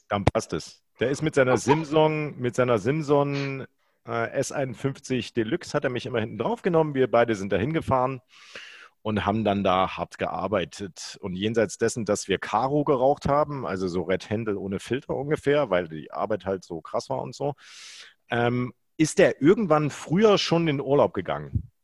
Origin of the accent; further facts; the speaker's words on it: Gera, Thuringia, Germany; now in Düsseldorf, Germany; ich als Kind im Uranbergbau Lurren geschoben habe